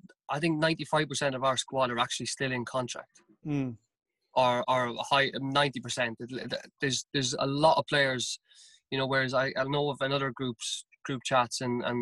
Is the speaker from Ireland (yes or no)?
yes; Carlow, Leinster, Ireland; moved away as an adult; also born or lived in Bagenalstown; now in United Kingdom; myself and my wife, we're both from Carlow, and we looked at going home